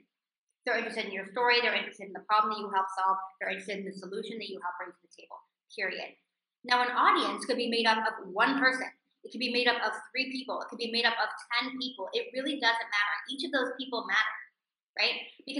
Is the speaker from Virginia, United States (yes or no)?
no; California, United States; moved away as an adult; now in Israel; doable for me as a 23-year-old living in a foreign country, by the way, I was living in Israel, I came from California, where I didn't speak the language